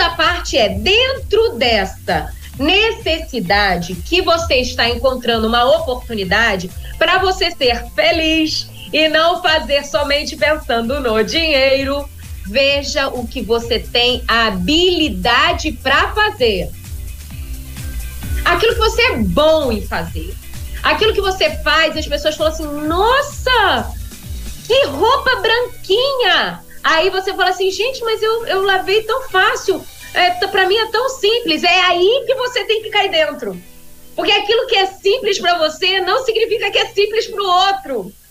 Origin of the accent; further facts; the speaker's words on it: Vila Velha, Espírito Santo, Brazil; moved away; indo agora de volta pra minha terra. Hoje ah, à noite é. eu volto pra Vila Velha.